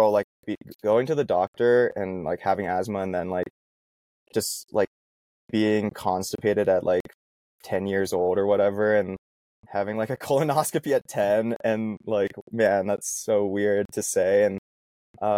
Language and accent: English; Vancouver, Washington, United States; now in Boulder, United States; I grew up in Vancouver, Washington, in the Pacific Northwest